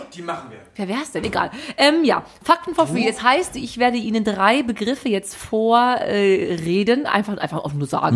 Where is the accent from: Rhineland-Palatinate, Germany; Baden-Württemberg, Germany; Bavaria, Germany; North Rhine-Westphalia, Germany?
North Rhine-Westphalia, Germany; Brilon; aus meinem Heimatort